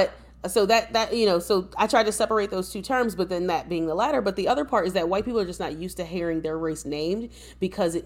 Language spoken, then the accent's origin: English; United States; an American-born descendant of enslaved Africans